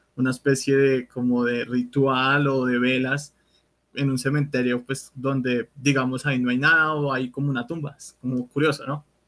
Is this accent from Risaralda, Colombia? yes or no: no; Bogotá, Colombia; Yo soy de Bogotá